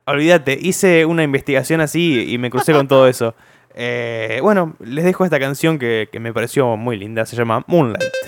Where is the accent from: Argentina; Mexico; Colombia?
Argentina; Zárate, Buenos Aires Province; somos de Zárate, no somos de Villa Gobernador Galvez